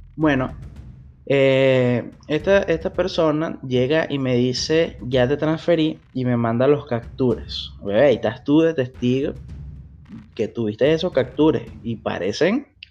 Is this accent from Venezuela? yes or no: yes; Venezuela; moved away as an adult; now in Brazil; soy un venezolano más viviendo en Brasil